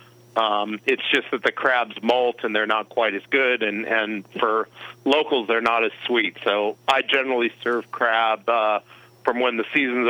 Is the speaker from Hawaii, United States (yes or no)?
no; Denver, Colorado, United States; also born or lived in New York / Southern California; now in Mendocino Coast, United States; I am from Denver, Colorado originally, worked in the catering industry as a teenager